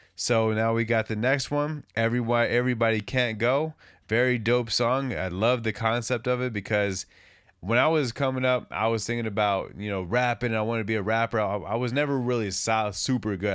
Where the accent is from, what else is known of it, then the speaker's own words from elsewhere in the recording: West Coast, United States; I'm from the West Coast